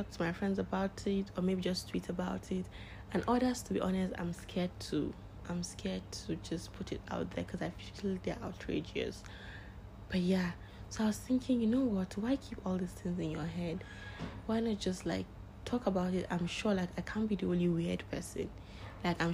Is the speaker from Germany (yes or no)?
no; Northern Nigeria, Nigeria; I am a Nigerian, living in Nigeria. I am, what else am I? Yeah, I am a Muslim. I am from Northern Nigeria.